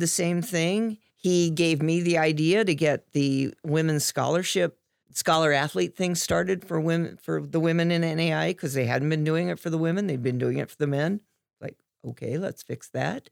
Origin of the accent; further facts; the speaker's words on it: Dayton, Ohio, United States; I grew up in Dayton